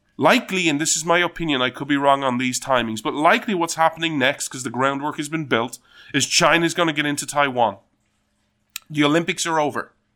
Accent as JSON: {"language": "English", "country": "Ireland", "said": "being Irish"}